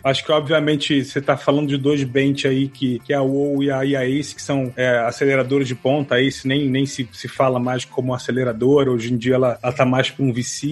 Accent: Rio de Janeiro, Brazil; sou do Rio de Janeiro

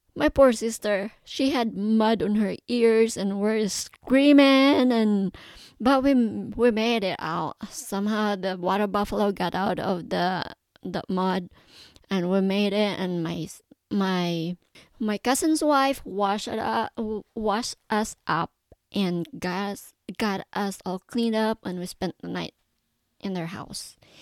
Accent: Philippines; also born or lived in Davao; I was born and raised in the Philippines. I was born in a, in a big city of Davao, but my mom moved to the mountains

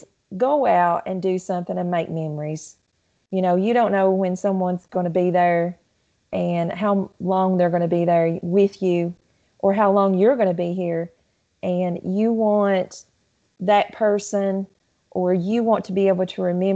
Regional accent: Southeast Kentucky, United States; also born or lived in Lake Cumberland, South Central Kentucky; My family, even though we was in Southeast Kentucky, we always had a place down in South Central Kentucky on Lake Cumberland

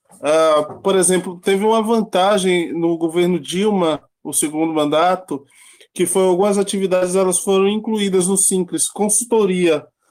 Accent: Salvador, Bahia, Brazil; moved away; also born or lived in São Paulo; Eu sou natural de Salvador, saí da Bahia

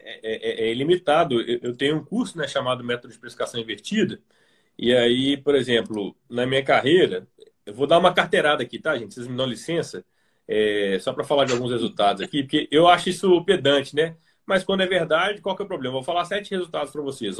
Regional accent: Belo Horizonte, Minas Gerais, Brazil; eu sou de Belo Horizonte

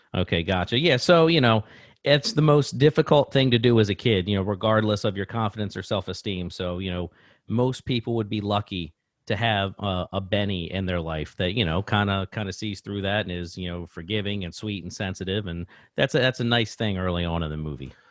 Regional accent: Baltimore, Maryland, United States; I grew up in Parkville, just, uh, you know, it's in, eh, Baltimore, basically, Baltimore City

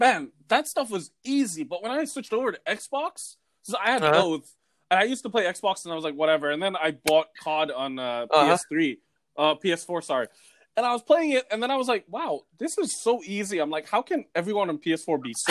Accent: Singapore; growing up in Singapore

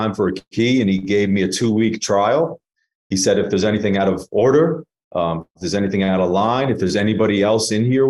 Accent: New York City, New York, United States; moved away; I'm born and raised in Staten Island, New York

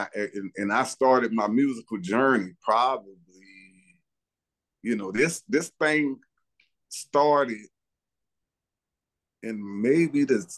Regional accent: New Orleans, Louisiana, United States; I grew up in Holly Grove. I was born uptown.

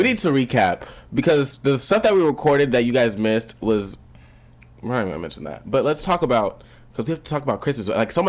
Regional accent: Fort Lauderdale, Florida, United States; now in Atlanta, United States; I am 18 years old.

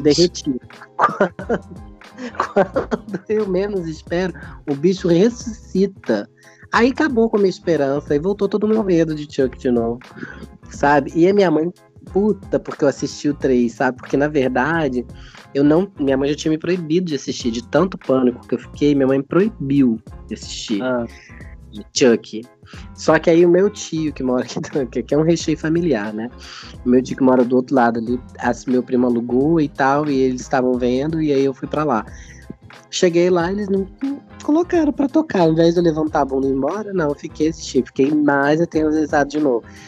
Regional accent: Bom Jesus, Brazil; dessa casa, onde eu tô em Bom Jesus, é onde a casa onde eu me criei

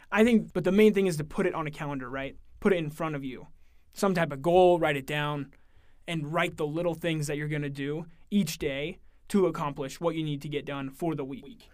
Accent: Oakland, Oregon, United States; I'm from Oregon. I live in a really small town in Oregon called Oakland, Oregon

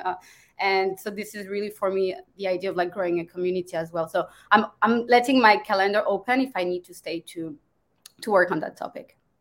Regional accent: France; moved away as an adult; also born or lived in Germany / Dubai / Rome, Italy; I'm from France, but it's been a long time since I, I since I live in France

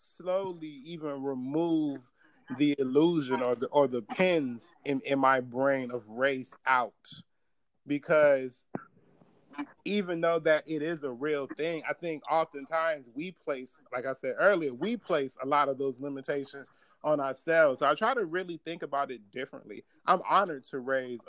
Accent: Chicago, Illinois, United States; growing up in Chicago, and like being from West Town, like on the mm-hmm. near northwest side.

